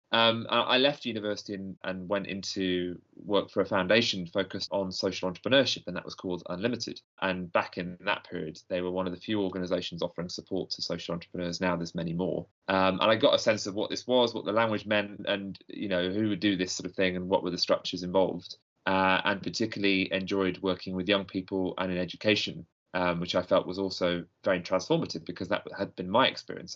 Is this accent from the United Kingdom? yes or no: yes; Nottingham, East Midlands, United Kingdom; moved away as an adult; now in London, United Kingdom; I, I grew up in Nottingham. I was born in Nottingham